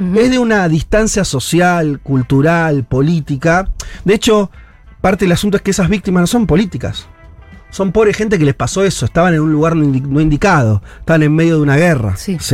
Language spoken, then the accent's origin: Spanish; Argentina